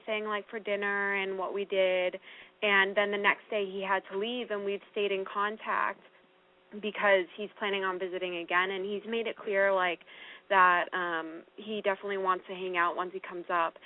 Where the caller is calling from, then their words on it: New Hampshire, United States; I'm calling from New Hampshire.